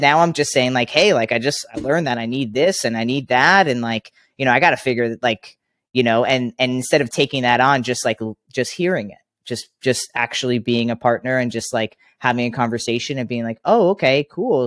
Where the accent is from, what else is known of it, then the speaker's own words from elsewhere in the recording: Long Island, New York, United States; I grew up in Long Island, New York